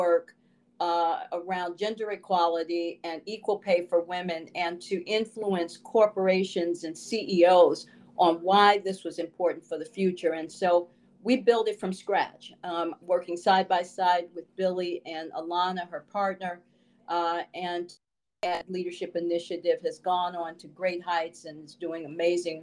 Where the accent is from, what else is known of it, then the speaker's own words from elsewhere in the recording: Chicago, Illinois, United States; my experience growing up in Chicago in the 60s